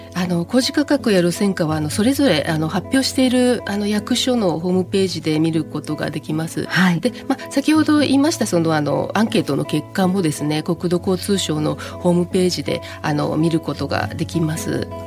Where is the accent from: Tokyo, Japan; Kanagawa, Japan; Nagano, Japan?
Kanagawa, Japan; Yokohama; 生まれも育ちも横浜です。